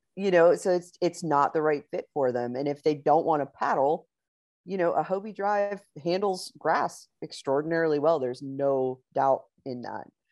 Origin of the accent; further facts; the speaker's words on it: Pittsburgh, Pennsylvania, United States; moved away as an adult; now in Texas, United States; I'm originally from Pittsburgh, Pennsylvania. Uh, my husband and I moved down to Texas about four years ago